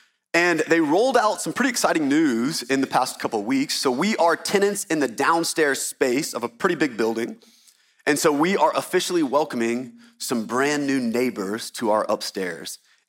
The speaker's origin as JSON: {"language": "English", "town": "Baton Rouge", "region": "Louisiana", "country": "United States", "tie": "born there", "said": "I was born in Baton Rouge, Louisiana"}